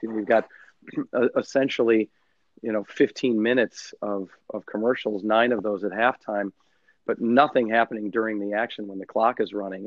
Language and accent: English; United States; also born or lived in London; as an American